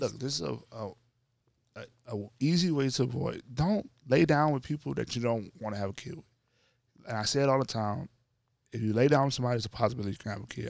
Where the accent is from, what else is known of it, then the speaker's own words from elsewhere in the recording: North Louisiana, United States; I grew up in North Louisiana